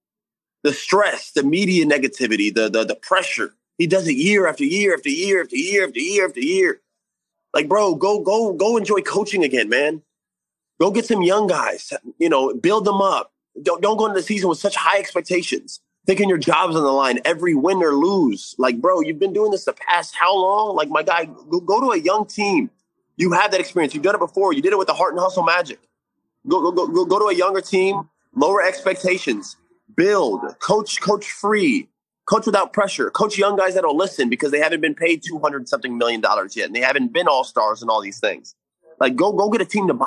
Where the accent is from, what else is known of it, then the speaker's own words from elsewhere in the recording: Florida, United States; me growing up in Florida